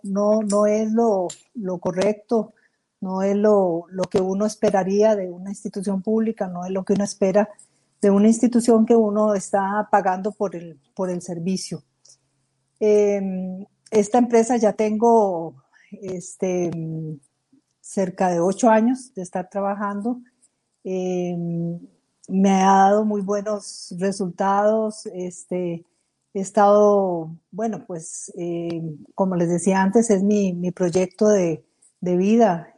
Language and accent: Spanish; Costa Rica; somos nosotros, los costarricenses